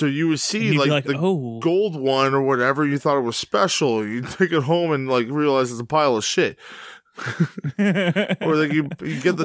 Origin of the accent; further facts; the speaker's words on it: Canada; I'm Canadian